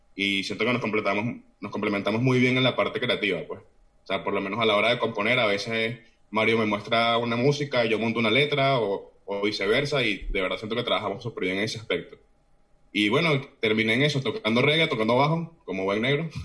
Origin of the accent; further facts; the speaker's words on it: Caracas, Capital District, Venezuela; moved away as an adult; now in Oviedo, Spain; nací en, en Caracas, toda mi vida prácticamente viví entre Cafetal y Los Naranjos